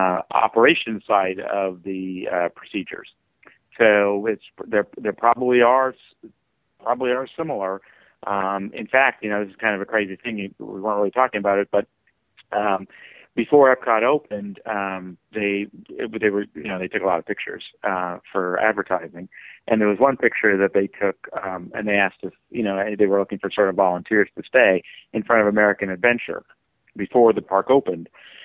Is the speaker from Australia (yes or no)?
no; Canada; Being a Canadian, there.